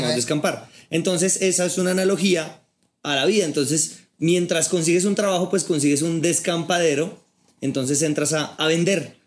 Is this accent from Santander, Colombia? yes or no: no; Bogotá, Colombia; soy bogotano, tengo 34 años